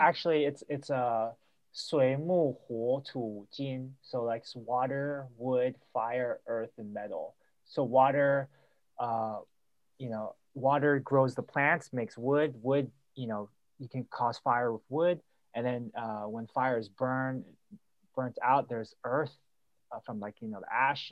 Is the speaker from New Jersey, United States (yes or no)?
no; Milpitas, California, United States; I grew up in Mopitas next to San Jose